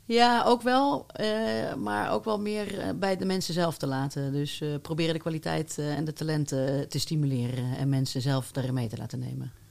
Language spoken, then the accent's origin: Dutch; North Brabant, Netherlands; Ik ben ook geboren in Brabant